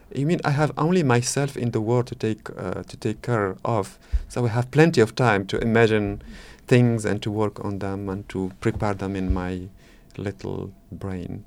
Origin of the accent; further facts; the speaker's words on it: Morocco; English is a second language; moved away as an adult; now in France; I'm coming from Morocco